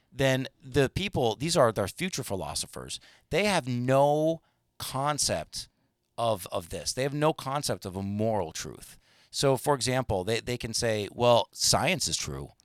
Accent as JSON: {"language": "English", "country": "United States", "said": "as an American"}